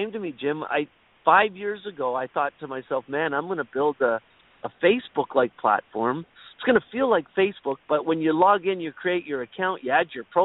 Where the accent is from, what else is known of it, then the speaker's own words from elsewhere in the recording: Toronto, Ontario, Canada; I am from Toronto, Canada